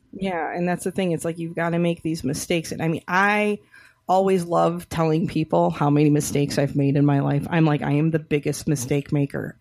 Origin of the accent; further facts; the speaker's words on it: Rochester, Michigan, United States; my hometown, so shout out to Rochester, you know, Michigan